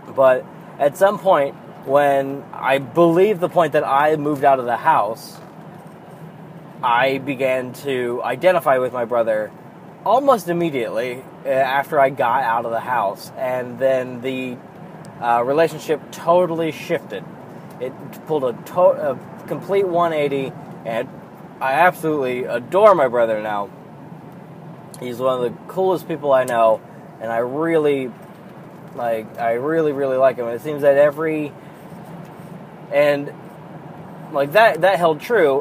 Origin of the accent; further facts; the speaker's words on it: United States; I fucking think of myself as a goddamned American